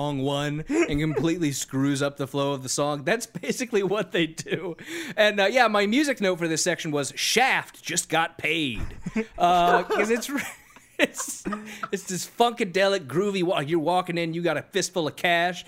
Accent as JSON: {"language": "English", "town": "Sacramento", "region": "California", "country": "United States", "tie": "born or raised there", "said": "I grew up in Sacramento in the 90s"}